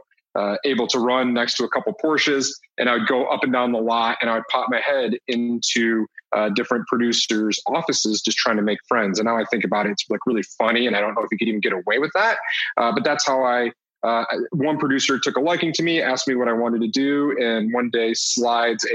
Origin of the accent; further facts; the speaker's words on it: Detroit, Michigan, United States; now in Colorado, United States; I grew up in Detroit